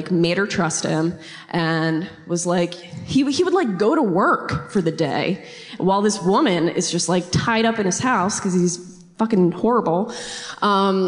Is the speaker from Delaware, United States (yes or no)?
yes; Newark, Delaware, United States; now in Wilmington, United States; I'm from Delaware.